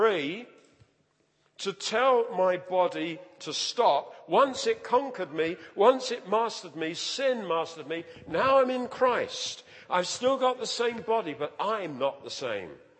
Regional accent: London, United Kingdom; I grew up in the East End of London.

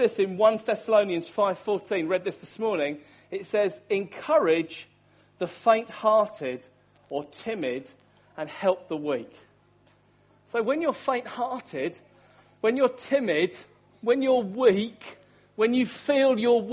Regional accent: Hastings, South East England, United Kingdom; I'm from the town of Hastings, that's my hometown where I grew up.

